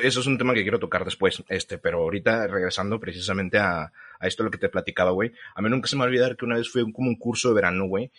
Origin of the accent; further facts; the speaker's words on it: Mexico; nosotros como sociedad mexicana